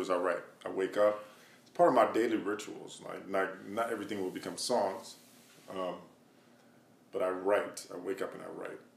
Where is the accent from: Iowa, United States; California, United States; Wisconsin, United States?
Wisconsin, United States; Madison; I'm from Madison, Wisconsin, a small town in the Midwest